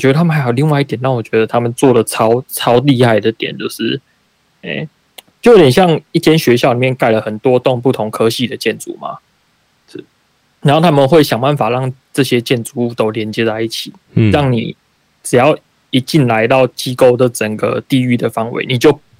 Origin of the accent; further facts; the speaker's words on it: Taichung, Taiwan; moved away; 我小时候在台中的那种天气，不是现在的台中，是以前小时候的那种台中的天气